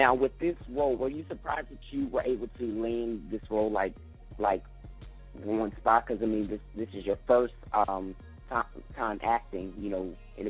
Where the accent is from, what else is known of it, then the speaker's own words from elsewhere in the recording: Delaware, United States; I'm being from Delaware